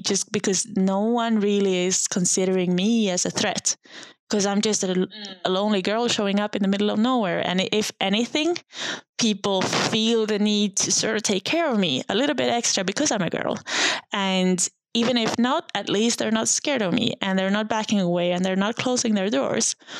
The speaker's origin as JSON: {"language": "English", "town": "Sundsvall", "region": "Västernorrland County", "country": "Sweden", "tie": "born or raised there", "said": "I was 23 years old when I when I left my hometown. Uh, it's called Sundsvall. It's just a random town in a random place"}